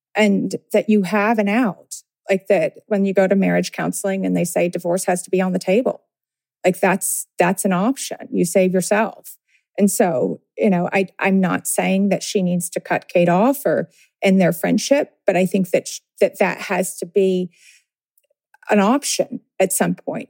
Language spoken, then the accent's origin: English; Tennessee, United States; I grew up in Tennessee